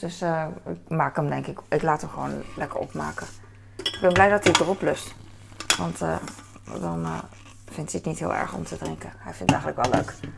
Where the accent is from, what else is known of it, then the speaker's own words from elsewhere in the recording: The Hague, South Holland, Netherlands; ik hier geboren ben in Nederland en altijd hier heb gewoond